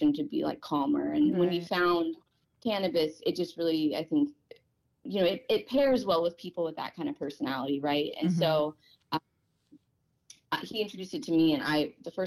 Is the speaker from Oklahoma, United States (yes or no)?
yes; Oklahoma, United States; now in Port Angeles, United States; growing up in Oklahoma